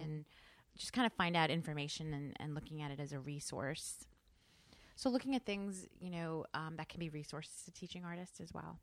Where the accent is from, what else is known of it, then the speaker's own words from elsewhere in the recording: New York, United States; also born or lived in New Jersey; I grew up in New York, you know, coming into the city